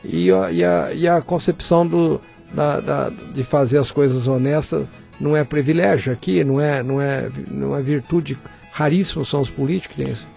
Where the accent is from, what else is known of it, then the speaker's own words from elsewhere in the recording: Barretos, São Paulo, Brazil; Eu cresci em Barretos